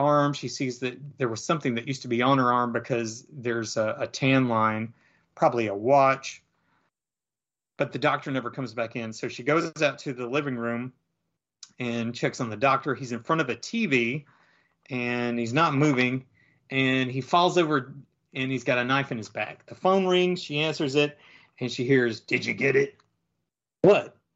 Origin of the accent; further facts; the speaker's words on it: the South, United States; accent: southern; my southern accent